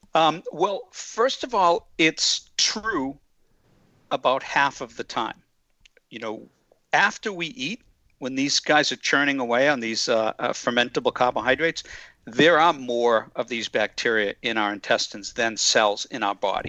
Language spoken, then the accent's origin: English; just outside of Boston, Massachusetts, United States; also born or lived in California; I grew up just outside of Boston and then spent uh, quite a few years out in California, but I'm back now